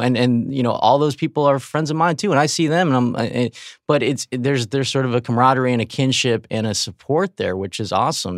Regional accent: Riverside, California, United States; I grew up in Riverside, uh, California, which is an hour and a half from L

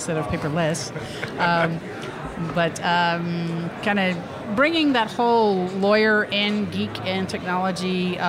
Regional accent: Lafayette, Louisiana, United States; now in Atlanta, United States; Hi, I'm originally from Lafayette, Louisiana. I currently live in Atlanta, Georgia, so definitely the southern spectrum on that.

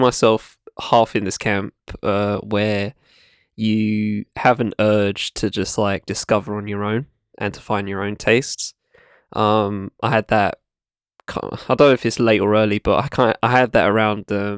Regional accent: United Kingdom; also born or lived in London; I've lived like an hour outside of London for most of my life, but I was born in London.

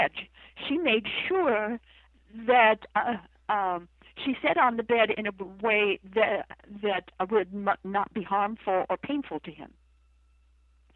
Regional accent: Idaho, United States; now in Charlottesville, United States; I come from Idaho

